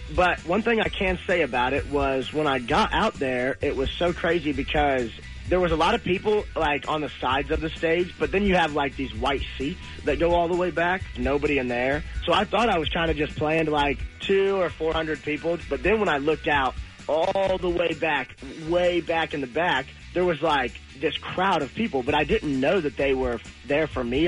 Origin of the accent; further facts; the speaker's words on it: Louisville, United States; moved away as an adult; now in Nashville, United States; my hometown of Louisville